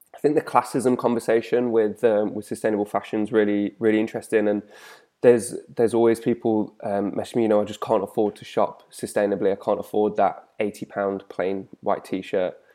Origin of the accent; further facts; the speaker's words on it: the Midlands, England, United Kingdom; growing up in the Midlands